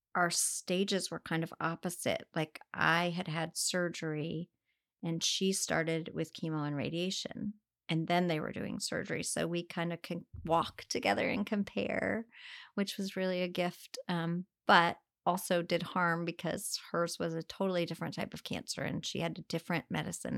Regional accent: Northern Virginia, United States; moved away as an adult; also born or lived in Rolla, Missouri / Chicago / Connecticut; now in Wilmington, United States; then we moved to Northern Virginia. Um, and I pretty much grew up there all the way through

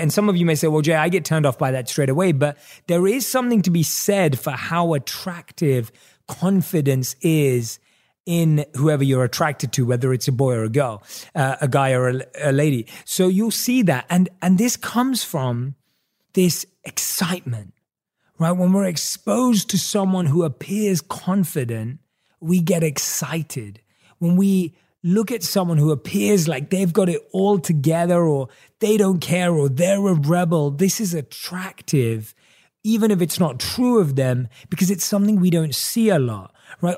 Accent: London, United Kingdom; moved away as an adult; also born or lived in New York / Los Angeles; Growing up in London, England, we were brought up on American television.

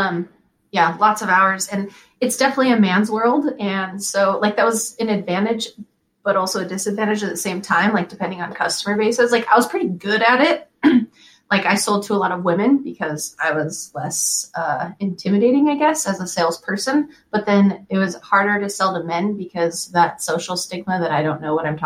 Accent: Western Oregon, United States; now in Idaho, United States; I grew up in Western Oregon and my family just always listened to country

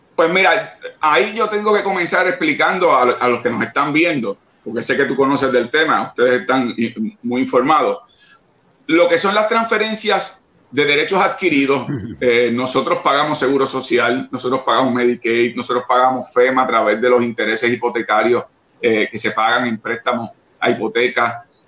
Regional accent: Puerto Rico; somos puertorriqueños y puertorriqueñas

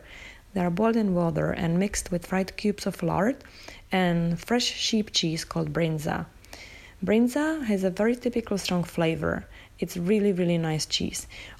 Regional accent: Czechia; English is a second language; I'm a food photographer. You can find me on Instagram as … I grew up in the Czech Republic, but I'm not a big fan of Czech cuisine

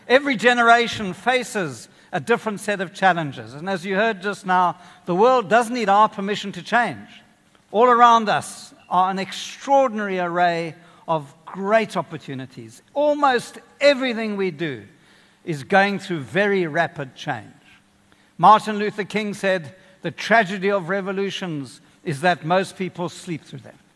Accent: Kenya; now in South Africa; I grew up in Kenya.

